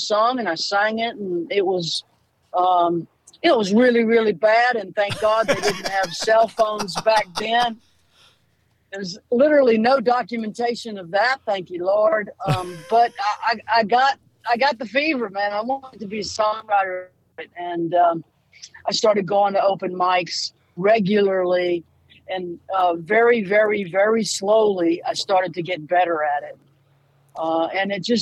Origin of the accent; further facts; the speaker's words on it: Louisiana, United States; moved away; also born or lived in Boston; I'm from Louisiana